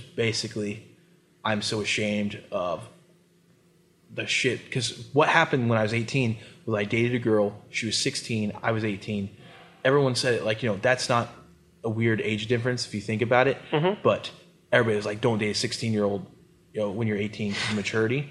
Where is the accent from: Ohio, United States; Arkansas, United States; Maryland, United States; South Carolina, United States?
Ohio, United States; Columbus; born or raised there